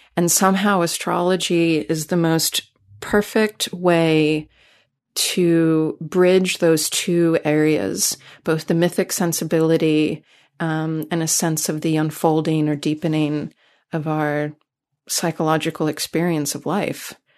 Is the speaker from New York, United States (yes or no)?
yes; New York City, New York, United States; moved away as an adult; now in California, United States; I come from New York City, so I'm, I'm an East Coaster originally